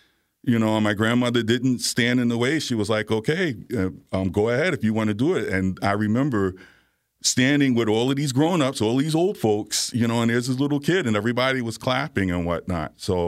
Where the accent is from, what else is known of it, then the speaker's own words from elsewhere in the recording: Virginia, United States; also born or lived in Bronx, New York; I lived in Virginia and the Bronx. I was okay. Born in New York, so I spent my life, basically most of my young life, going back and forth between